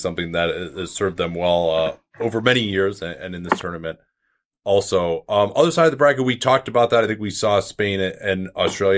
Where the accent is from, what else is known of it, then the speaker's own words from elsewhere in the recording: United States; being an American